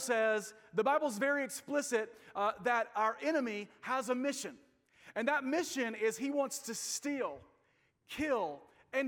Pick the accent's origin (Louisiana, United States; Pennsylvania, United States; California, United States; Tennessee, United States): Tennessee, United States; Nashville; I'm from Nashville, Tennessee